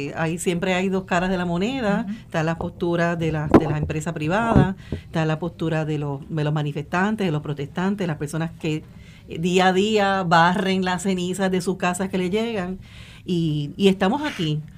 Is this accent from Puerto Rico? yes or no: yes; Puerto Rico; somos puertorriqueños contra puertorriqueños